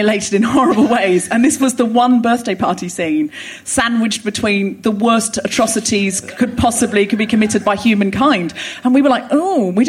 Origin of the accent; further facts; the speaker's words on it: Australia; moved away as an adult; also born or lived in Sydney; now in London, United Kingdom; I was born in Australia, raised in Australia